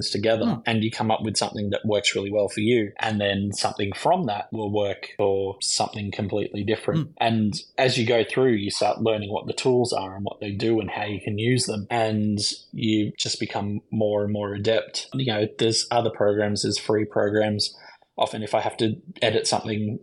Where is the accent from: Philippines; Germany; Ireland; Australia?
Australia; Lismore, New South Wales; I grew up in Lismore